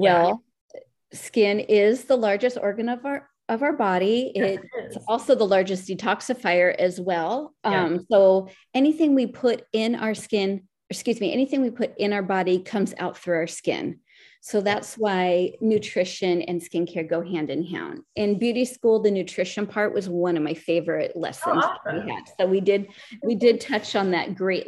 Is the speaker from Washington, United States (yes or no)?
yes; Seattle, Washington, United States; now in Los Angeles, United States; Even though I live in Los Angeles now, I'm from Seattle